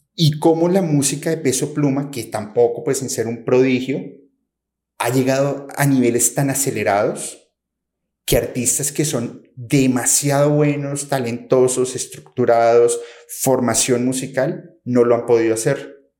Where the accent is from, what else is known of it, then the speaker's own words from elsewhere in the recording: Colombia; also born or lived in Mexico; soy de Colombia, pero estoy entre México y Colombia viajando constantemente